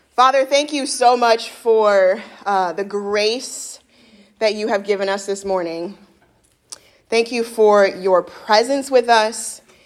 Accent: Midwest, United States; I'm actually a Midwesterner

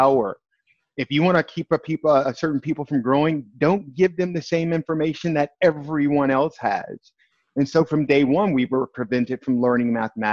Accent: East St. Louis, Illinois, United States; I grew up in East St. Louis, Illinois, right on the Illinois-Missouri border.

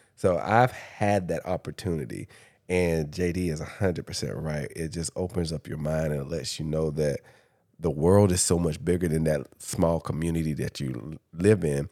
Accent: Dublin, Georgia, United States; moved away; also born or lived in Atlanta, Georgia / Washington, D.C. / Los Angeles; I'm from Dublin

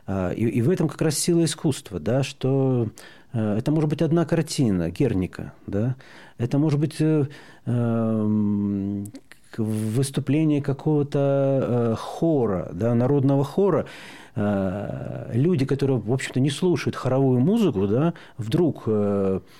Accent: Belarus; Э, вот мы, белорусы, говорим, если бы когда у нас в 2020 году, когда нас прессовали

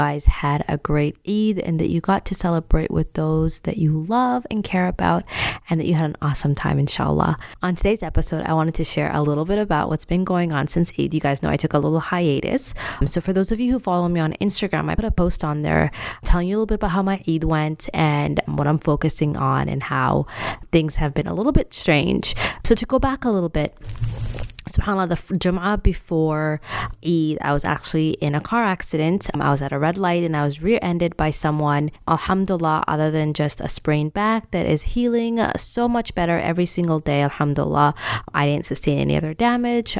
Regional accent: Canada; I grew up in Canada

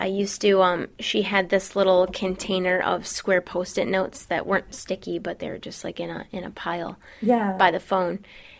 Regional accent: Belding, Michigan, United States

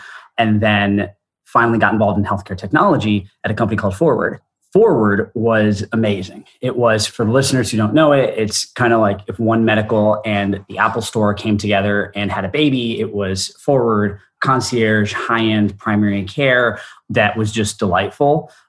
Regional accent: India; also born or lived in Singapore; spending most of my life in India. I'm Indian by origin. And growing up abroad set a lot of who I am today.

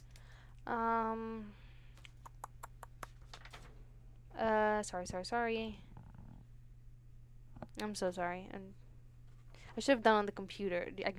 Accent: New York City, New York, United States; cause we're both from Brooklyn.

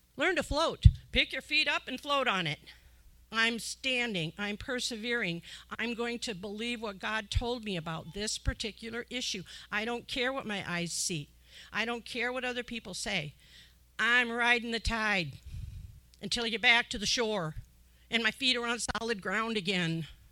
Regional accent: Illinois, United States; moved away; I'm from Illinois originally, so I know about the farmers

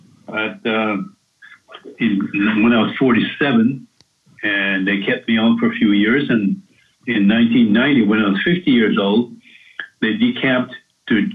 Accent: Jamaica; now in Asheville, United States; growing up in Jamaica

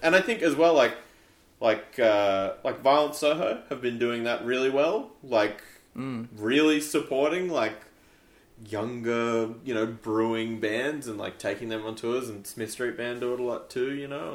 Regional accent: Canberra, Australian Capital Territory, Australia; we're from idiots from Canberra

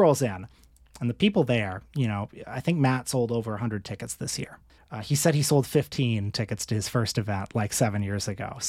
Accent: Toronto, Ontario, Canada; And I said, oh … from Toronto.

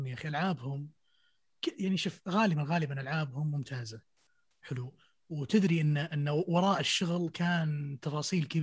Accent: Syria; يعني اوديسي يعني انا سوري بس اللعبه دي دائما ارجع لها كثير

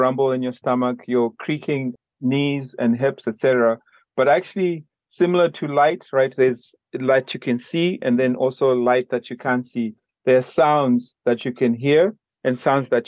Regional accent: Zimbabwe; moved away; also born or lived in Minnesota / New York; I'm originally from Zimbabwe

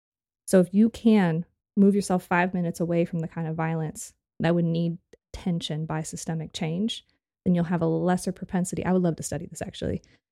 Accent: West Coast, United States; a kid growing up on the West Coast, we learned about the civil rights movement of being something that happened in the other part of the country

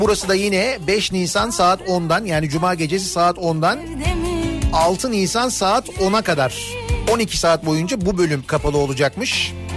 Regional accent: Istanbul, Turkey; Şimdi tecrübeli bir İstanbullu olarak

